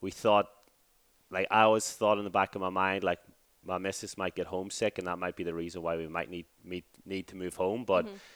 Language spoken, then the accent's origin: English; Ireland; moved away as an adult; also born or lived in Glasgow, United Kingdom; now in Perth, Australia; Moved from back home in Ireland to Glasgow in 2014